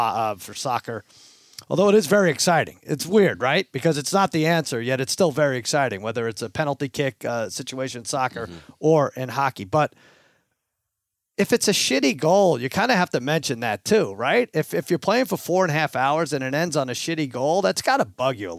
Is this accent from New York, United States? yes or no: yes; Long Island, New York, United States; back when I was growing up in Long Island